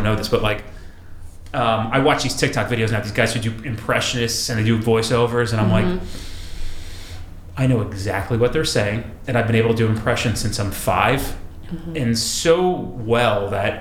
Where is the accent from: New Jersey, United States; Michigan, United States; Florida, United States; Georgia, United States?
New Jersey, United States; Us, like from this area, like close, relevant to New York